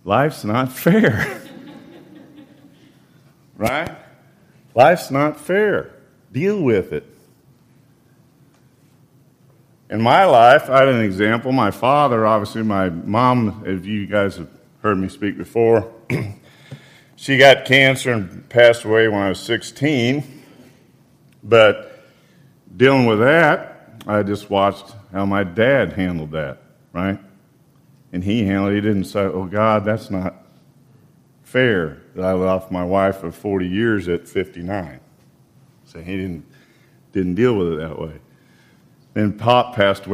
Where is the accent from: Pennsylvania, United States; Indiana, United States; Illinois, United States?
Indiana, United States; when I was growing up in Indiana